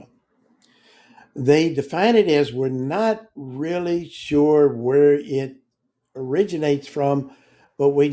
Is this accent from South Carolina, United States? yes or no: no; Virginia, United States; moved away; I'm from Virginia